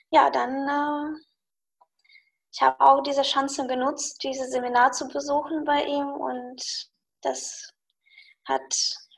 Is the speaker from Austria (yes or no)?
no; Russia; German is a second language; nee, ich habe natürlich einen Akzent.